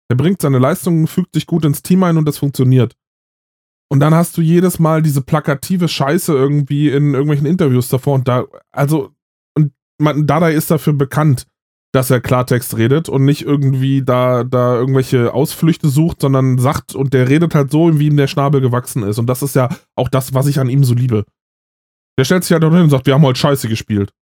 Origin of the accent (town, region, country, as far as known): Berlin, Germany; born or raised there; moved away